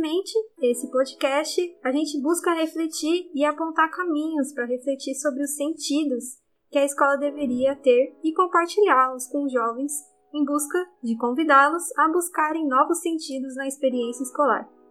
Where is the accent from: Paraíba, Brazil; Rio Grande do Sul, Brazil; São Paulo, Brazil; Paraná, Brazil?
São Paulo, Brazil; Osasco; eu sou de Osasco, uma cidade da Grande São Paulo